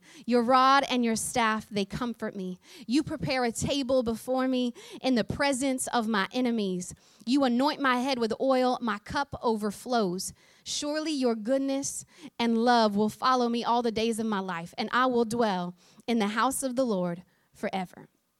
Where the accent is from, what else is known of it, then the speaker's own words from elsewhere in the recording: Oklahoma, United States; accent: twang; I grew up on a farm in the great state of Oklahoma, and I am way more country than y'all realize. My accent has become a little bit more of a hybrid recently, but if you get me in a moment of real excitement, then the twang comes out real strong.